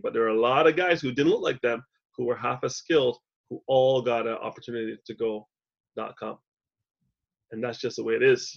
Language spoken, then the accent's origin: English; Montreal, Quebec, Canada; moved away; also born or lived in Toronto; She doesn't know I grew up three kilometers west of where she is right now